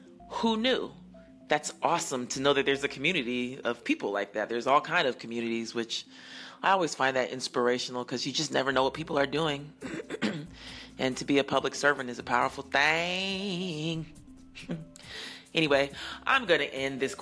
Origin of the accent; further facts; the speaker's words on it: Colorado, United States; moved away; also born or lived in Atlanta, Georgia; I am not from Nashville. I was born and raised in Colorado because my father played for the Denver Nuggets. And then I was also raised in Atlanta